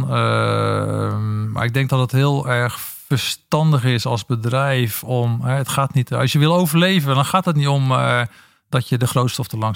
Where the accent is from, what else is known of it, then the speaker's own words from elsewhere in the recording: Netherlands; ik ben Nederlander